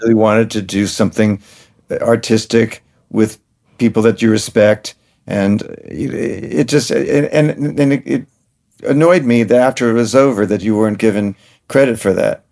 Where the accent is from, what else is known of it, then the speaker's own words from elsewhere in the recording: New York City, New York, United States; I grew up in New York City